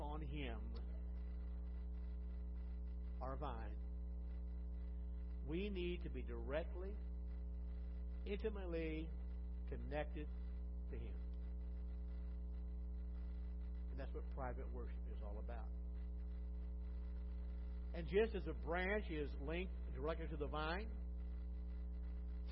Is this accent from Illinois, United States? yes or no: yes; Illinois, United States; now in Cincinnati, United States; I grew up in Illinois